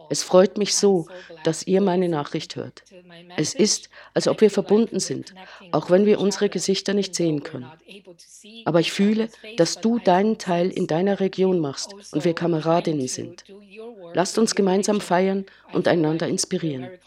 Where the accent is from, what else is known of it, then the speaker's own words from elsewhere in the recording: Beijing, China; German is a second language; spreche zu euch aus meiner Heimatstadt Peking in China.